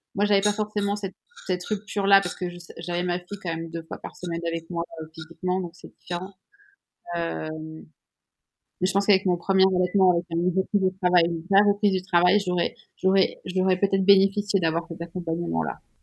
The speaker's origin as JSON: {"language": "French", "country": "Switzerland", "said": "Je suis suisse"}